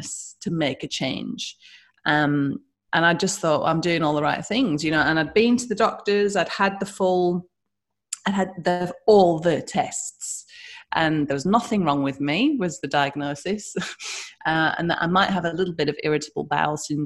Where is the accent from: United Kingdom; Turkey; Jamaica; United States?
United Kingdom; now in Western Australia, Australia; as you can hear my accent, I'm from the UK